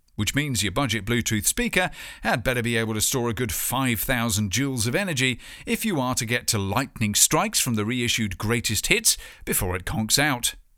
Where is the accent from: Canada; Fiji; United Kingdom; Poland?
United Kingdom